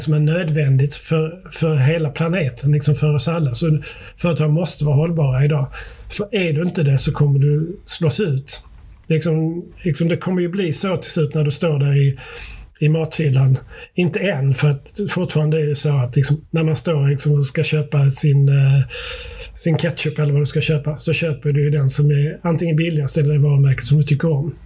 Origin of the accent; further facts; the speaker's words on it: Sweden; vi är också vita svenskar